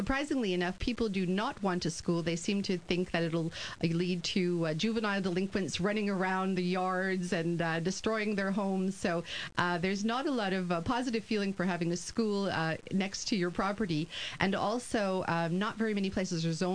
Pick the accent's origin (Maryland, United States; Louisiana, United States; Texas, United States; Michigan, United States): Texas, United States; moved away as an adult; now in Montreal, Canada; I am originally from Texas, and I had a wonderful high school career there